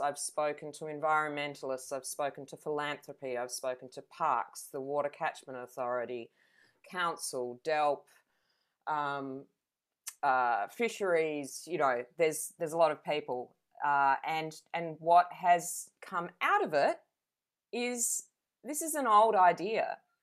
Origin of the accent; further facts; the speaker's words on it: Adelaide, South Australia, Australia; now in Venus Bay, Australia; I grew up in Adelaide